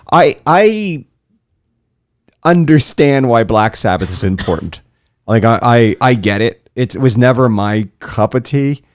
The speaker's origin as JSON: {"language": "English", "area": "St. Lucie County", "region": "Florida", "country": "United States", "tie": "born or raised there", "said": "I grew up in Saint Lucie County"}